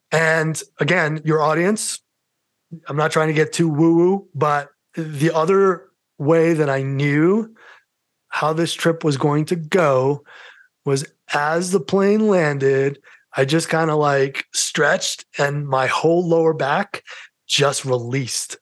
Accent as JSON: {"language": "English", "town": "New York City", "region": "New York", "country": "United States", "accent": "New York", "moved": "as an adult", "lives_now": "Colorado, United States", "said": "my New York accent"}